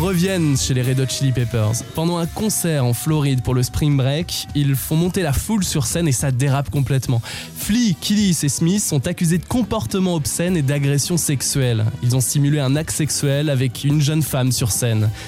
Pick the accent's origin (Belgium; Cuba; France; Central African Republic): France; chez nous en France